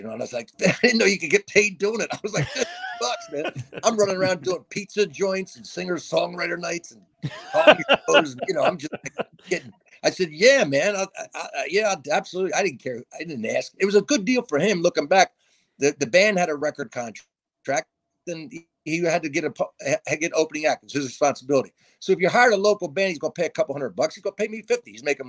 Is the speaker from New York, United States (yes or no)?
no; New Jersey, United States; I'm from New Jersey